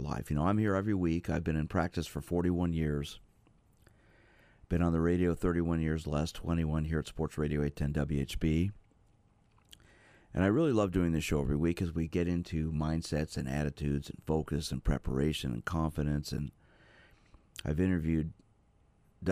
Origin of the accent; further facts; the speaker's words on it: Kansas City, Missouri, United States; also born or lived in New York; growing up here in Kansas City, we moved here when I was four from New York